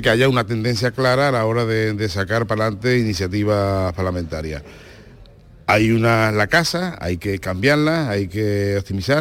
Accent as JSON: {"language": "Spanish", "region": "Andalusia", "country": "Spain", "accent": "Andalusian", "said": "estamos muy orgullosos de ser andaluces, de vivir en Andalucía"}